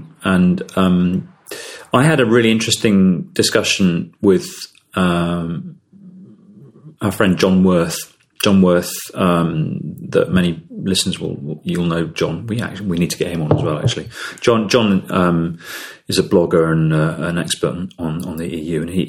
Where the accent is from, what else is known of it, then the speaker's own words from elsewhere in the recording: United Kingdom; I'm British